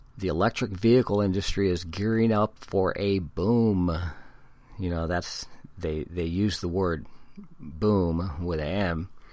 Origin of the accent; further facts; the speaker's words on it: San Diego, California, United States; also born or lived in Hawaii; I was born in Hawaii and been in California since I was one year old. My mom's family are all San Diegans, and, and that's a huge family. So I'm a San Diegan.